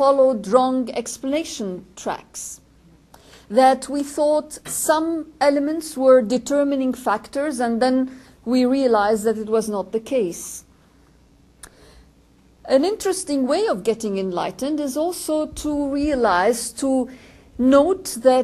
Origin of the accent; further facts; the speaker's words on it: Lebanon; George and I come from Lebanon